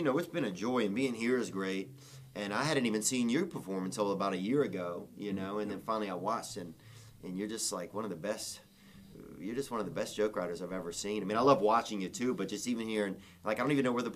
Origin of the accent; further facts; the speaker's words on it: Louisiana, United States; now in Los Angeles, United States; I'm from Louisiana, but I started out, I think, in Los Angeles.